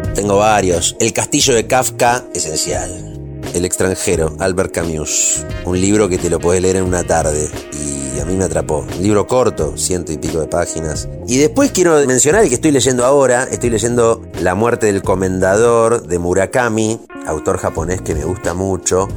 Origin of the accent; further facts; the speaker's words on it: Argentina; me crié en los 80